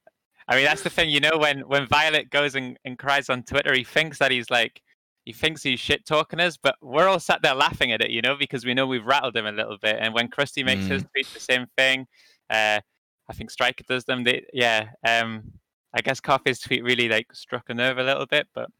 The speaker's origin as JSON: {"language": "English", "region": "England", "country": "United Kingdom", "said": "I'm English"}